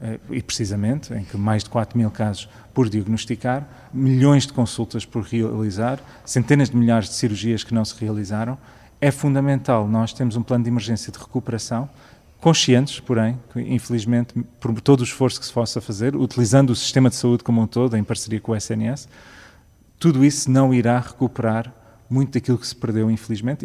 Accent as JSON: {"language": "Portuguese", "country": "Canada", "tie": "born or raised there", "also_born_or_lived": "Sintra", "moved": "yes", "lives_now": "Portugal", "said": "eu cresci no Canadá"}